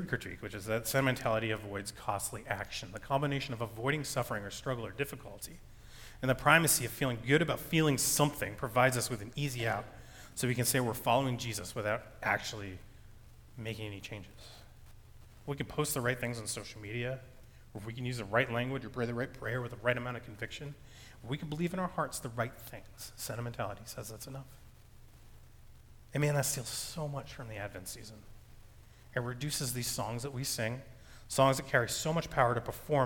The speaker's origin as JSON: {"language": "English", "country": "United States", "said": "I'm an American man who grew up in a Christian household"}